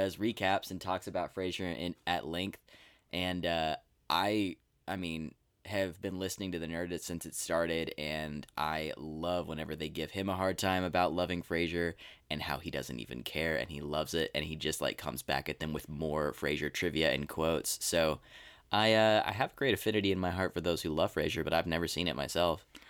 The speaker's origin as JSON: {"language": "English", "region": "Texas", "country": "United States", "tie": "born or raised there"}